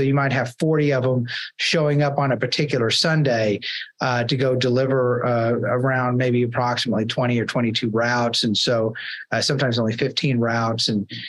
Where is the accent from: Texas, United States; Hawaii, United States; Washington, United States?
Texas, United States; I'll sometimes call it Lancaster because I'm from Texas